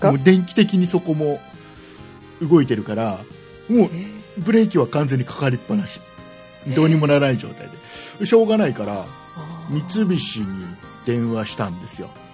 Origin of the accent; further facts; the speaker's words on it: Nagoya, Aichi, Japan; 名古屋出身だから